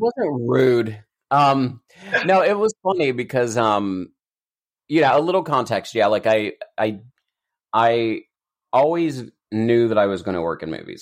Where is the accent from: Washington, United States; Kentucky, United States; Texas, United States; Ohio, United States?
Kentucky, United States; Eastern; I grew up in Eastern Kentucky